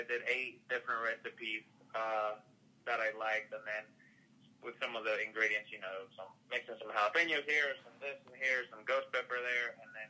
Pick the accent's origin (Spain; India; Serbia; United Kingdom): Spain; Madrid, Community of Madrid; now in United States; No, actually, I'm originally from Madrid, Spain. So I'm coming all the way across the big pond, so to speak.